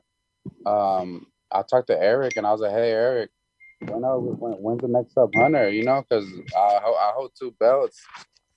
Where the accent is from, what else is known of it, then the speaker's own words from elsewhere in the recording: Houston, Texas, United States; we're all from Houston.